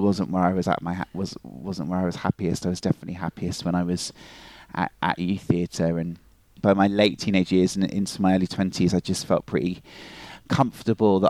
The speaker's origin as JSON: {"language": "English", "town": "Plymouth", "region": "South West England", "country": "United Kingdom", "tie": "born or raised there", "also_born_or_lived": "Dartmoor", "moved": "as an adult", "lives_now": "Inverness, United Kingdom", "said": "I was born in Plymouth and brought up in Plymouth, and all my family is still there in the southwest of the United Kingdom."}